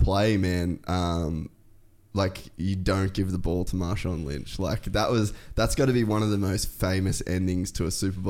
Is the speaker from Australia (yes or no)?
yes; Cairns, Queensland, Australia; also born or lived in United States; So you know I'm from Cairns?